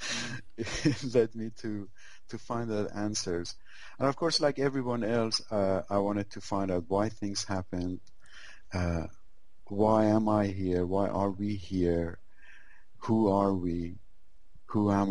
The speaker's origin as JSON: {"language": "English", "country": "Iran", "tie": "born or raised there", "said": "I was born in Iran"}